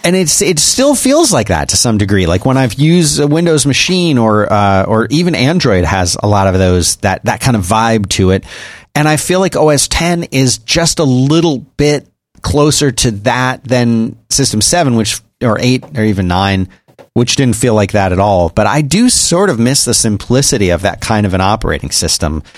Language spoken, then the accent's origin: English; United States; I'm American